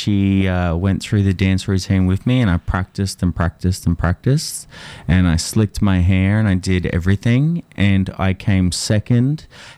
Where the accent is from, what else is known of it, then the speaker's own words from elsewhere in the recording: Townsville, Queensland, Australia; moved away as an adult; also born or lived in Melbourne; I born and raised in Townsville.